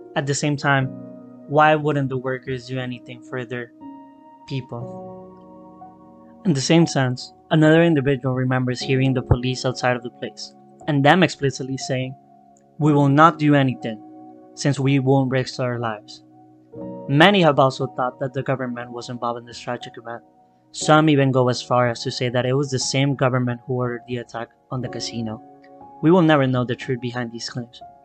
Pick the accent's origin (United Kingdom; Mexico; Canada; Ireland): Mexico; I am from Mexico